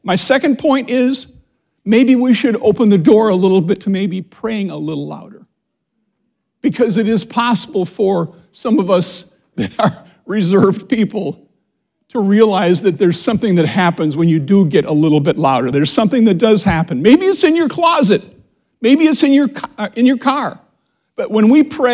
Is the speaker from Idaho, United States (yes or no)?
no; Minnesota, United States; now in Indianapolis, United States; I was raised in Minnesota, which tends to be a reserved culture.